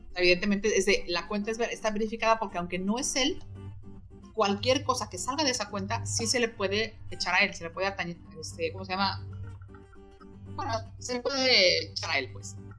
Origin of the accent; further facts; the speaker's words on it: Mexico; como buenos mexicanos, sacamos el chistecito